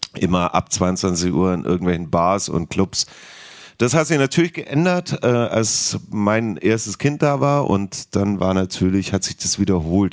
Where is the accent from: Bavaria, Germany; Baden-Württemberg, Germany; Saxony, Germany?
Baden-Württemberg, Germany; Heidenheim; now in Berlin, Germany; ich stehe zu meiner Heimat, hat eine wundervolle Kindheit